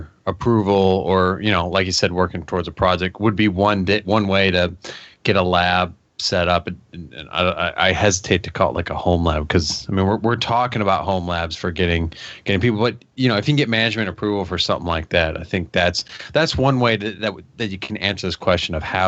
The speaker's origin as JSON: {"language": "English", "country": "Canada", "said": "you know I'm from Canada."}